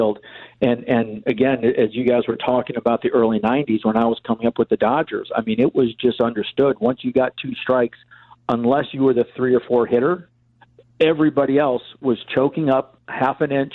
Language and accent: English; Chicago, Illinois, United States; growing up on the North Side